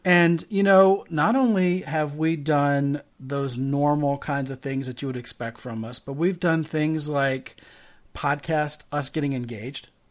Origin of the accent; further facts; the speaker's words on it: Baltimore, Maryland, United States; also born or lived in Arizona; now in San Antonio, United States; I am originally from Baltimore, Maryland.